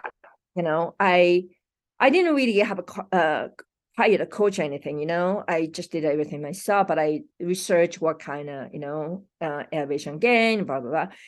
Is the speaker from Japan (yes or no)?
yes; Japan; moved away as an adult; now in Colorado, United States; I'm from Japan, it's been a thirty-something years ago, you know, so I live more years in U S